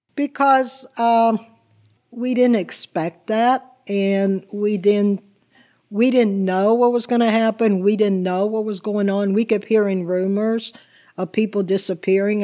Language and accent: English; Swissvale, Pennsylvania, United States; English is a second language; also born or lived in Italy / Chicago / New Jersey; I grew up after we arrived from Italy. I grew up in Swiss Bell